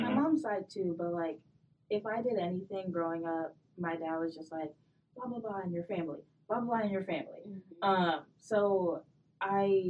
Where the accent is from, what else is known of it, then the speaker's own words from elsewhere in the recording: Bloomfield, Michigan, United States; I grew up in Bloomfield